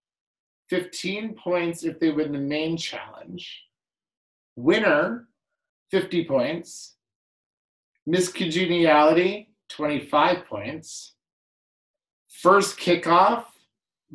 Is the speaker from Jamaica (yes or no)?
no; Canada; two Canadian reality TV junkies